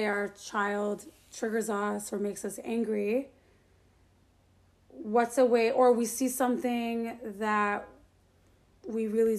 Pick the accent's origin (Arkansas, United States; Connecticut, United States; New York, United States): New York, United States; Great Neck; We grew up in the Meshadi Persian community of Great Neck.